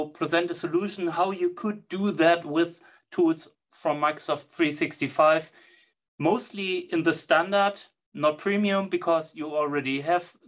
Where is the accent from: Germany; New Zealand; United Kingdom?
Germany; English is a second language; I'm from Germany, my English is not the best